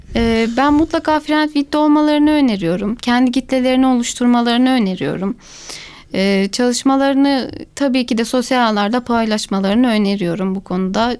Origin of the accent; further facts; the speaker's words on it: Gönen, Balıkesir, Turkey; ben bin dokuz yüz seksen beş Gönen doğumluyum.